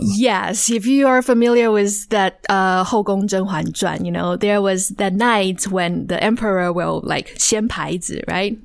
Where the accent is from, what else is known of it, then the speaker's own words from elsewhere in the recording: Taichung, Taiwan; moved away as an adult; I grew up in Taiwan, Taichung actually